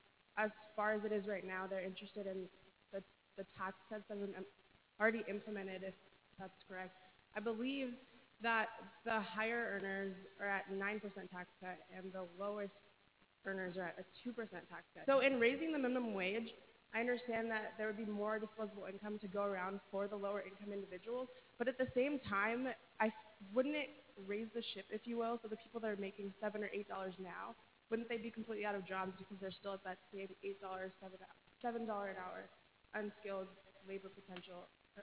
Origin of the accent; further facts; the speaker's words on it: California, United States; I'm from California.